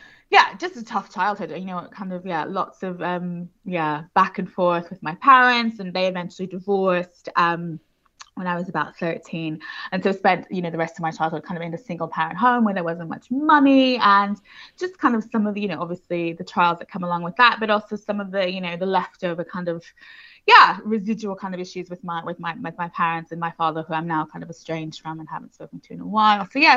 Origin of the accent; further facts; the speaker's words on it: Houston, Texas, United States; Yes, I did. Yeah, I'm American originally, which I think confuses a lot of people because they're like, I don't hear it.